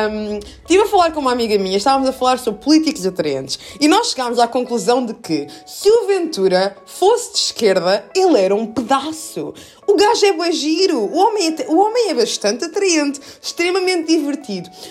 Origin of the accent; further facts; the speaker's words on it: Brazil; now in Lisbon, Portugal; eu sou brasileira, mas sou lisboeta. Eu sou lisboeta de coração e eu amo a minha Lisboa